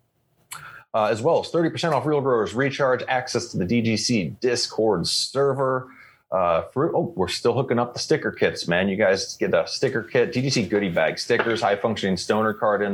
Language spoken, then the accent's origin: English; Missouri, United States; I grew up in Missouri, so Illinois was right next to me